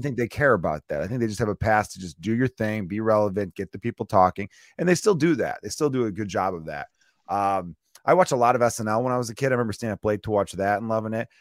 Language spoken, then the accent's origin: English; Chicago, Illinois, United States; Growing up in the Porch Park neighborhood of Chicago